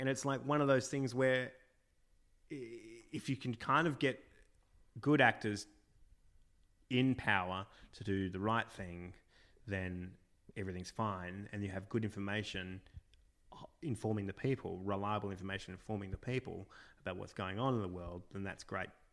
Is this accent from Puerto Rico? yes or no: no; Australia; being Australian